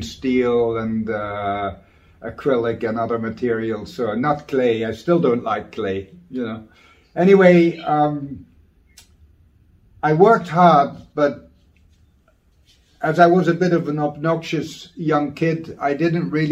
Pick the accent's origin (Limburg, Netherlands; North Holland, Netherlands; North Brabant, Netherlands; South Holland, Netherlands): Limburg, Netherlands; Maastricht; Basically, I'm from Maastricht. It's a town in the Netherlands, an old town